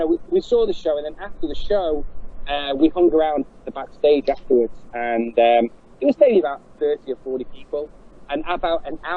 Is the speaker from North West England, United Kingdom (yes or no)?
yes; Manchester, North West England, United Kingdom; I'm from Manchester in England